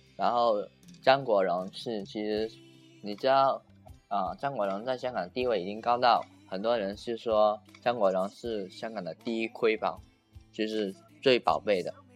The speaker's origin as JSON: {"language": "Chinese", "region": "Guangdong", "country": "China", "said": "我们广东这边"}